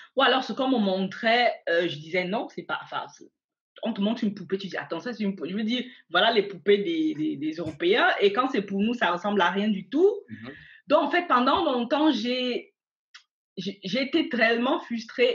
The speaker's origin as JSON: {"language": "French", "country": "Cameroon", "tie": "born or raised there", "moved": "as an adult", "lives_now": "Germany", "said": "je suis née au Cameroun. J'ai grandi au Cameroun."}